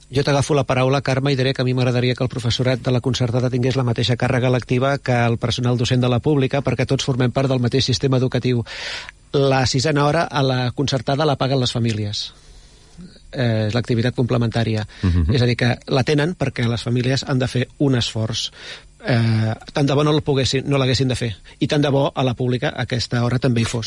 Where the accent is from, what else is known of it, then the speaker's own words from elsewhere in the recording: Badalona, Catalonia, Spain; jo no sóc de, de, de Premià de Mar, jo, jo sóc de Badalona